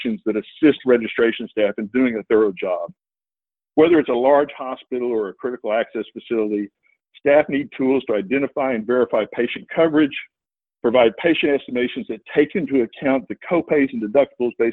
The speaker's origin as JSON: {"language": "English", "region": "Texas", "country": "United States", "tie": "born or raised there", "said": "my home state of Texas"}